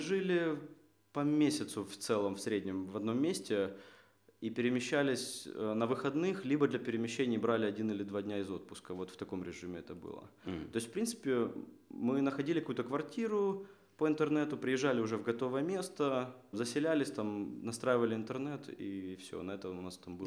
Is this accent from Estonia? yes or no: no; Kharkiv, Kharkiv Oblast, Ukraine; moved away as an adult; now in Seattle, United States; Я родом из Харькова, э, живу последние три года в Сиэтле